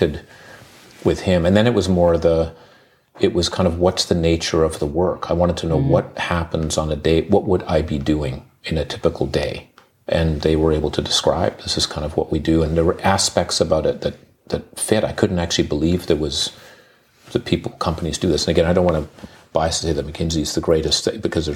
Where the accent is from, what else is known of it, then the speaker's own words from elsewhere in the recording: Uganda; moved away; I grew up in Uganda